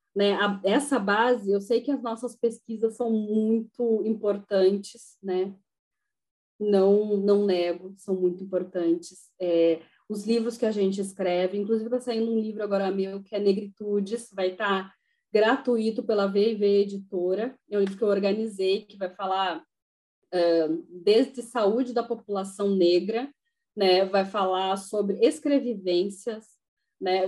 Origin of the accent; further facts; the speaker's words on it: Uruguaiana, Rio Grande do Sul, Brazil; eu sou de Uruguaiana